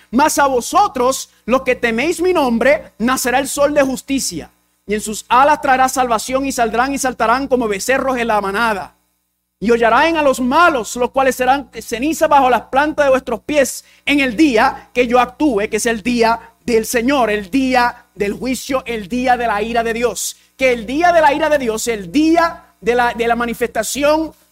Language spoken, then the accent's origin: Spanish; Puerto Rico; first language English; Spanish is a second language; soy puertorriqueño y dominicano. Y el inglés es mi primer idioma, así que hablo un español pateado.